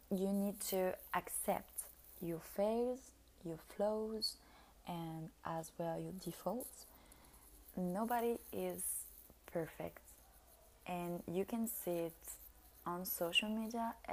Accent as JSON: {"language": "English", "country": "France", "lives_now": "Italy", "said": "We are, so I came from France and I'm living in Italy"}